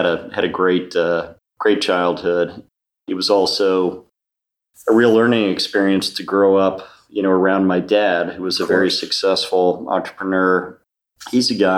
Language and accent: English; Potomac, Maryland, United States; also born or lived in Washington, D.C.; We grew up in Potomac, Maryland